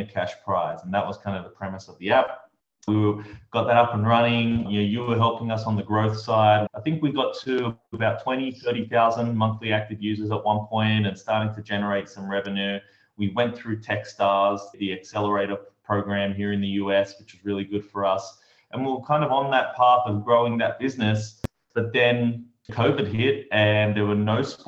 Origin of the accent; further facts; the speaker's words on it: Australia; moved away as an adult; also born or lived in New York; I'm from Australia, and at 23 years old, I just boarded a one-way ticket to New York